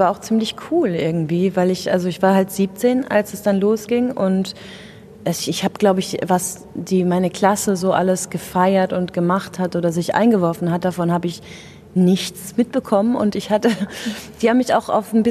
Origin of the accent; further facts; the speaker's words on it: Rhineland-Palatinate, Germany; Die wohnt nämlich noch in der schönen Pfalz, wo ich herkomme.